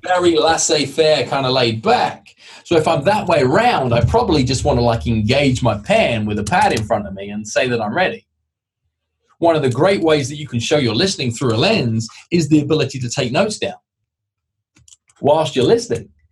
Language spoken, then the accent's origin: English; United Kingdom; I'm British